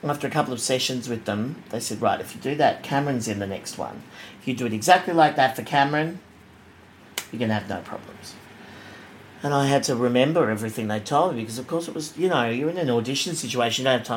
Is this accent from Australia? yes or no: yes; Sydney, New South Wales, Australia; I grew up in Bexley, in the south of Sydney